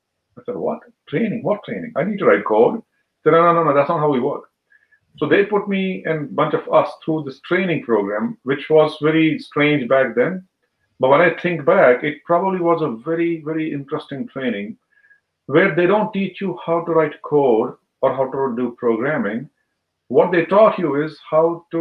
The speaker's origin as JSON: {"language": "English", "region": "Jammu and Kashmir", "country": "India", "tie": "born or raised there", "moved": "as an adult", "lives_now": "United States", "said": "I was born there. And I was in the school, I think, until 10th grade, I was in Kashmir."}